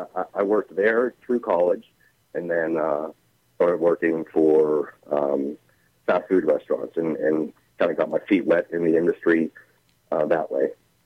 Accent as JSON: {"language": "English", "town": "Natrona Heights", "region": "Pennsylvania", "country": "United States", "tie": "born or raised there", "said": "I actually grew up in Natron Heights, pretty much right on the border between Allegheny County and Butler County. My house was in Allegheny County. And my garden was in Butler County. Fawn Township is actually the name of the place."}